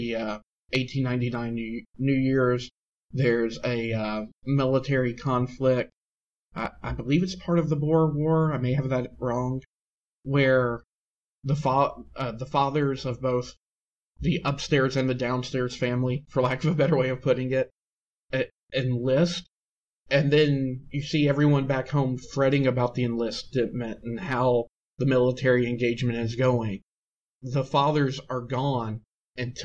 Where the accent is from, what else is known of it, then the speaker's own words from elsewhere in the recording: United States; as a Canadian and an American